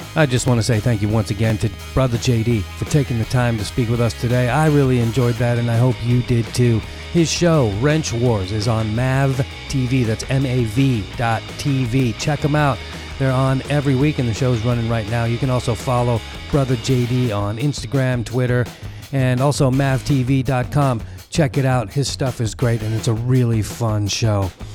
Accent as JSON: {"language": "English", "town": "San Leandro", "region": "California", "country": "United States", "tie": "born or raised there", "also_born_or_lived": "Oakland", "said": "Grew up in San Leandro in the East Bay"}